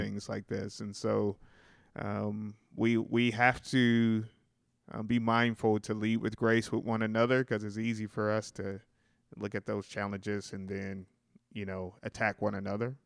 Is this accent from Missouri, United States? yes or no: yes; Sikeston, Missouri, United States; moved away as an adult; also born or lived in St. Louis, Missouri; We're going back home.